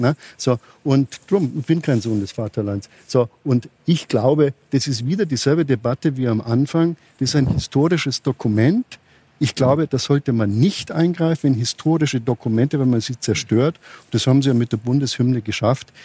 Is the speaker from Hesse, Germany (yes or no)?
yes; Frankfurt, Hesse, Germany; in meiner Heimatstadt in Frankfurt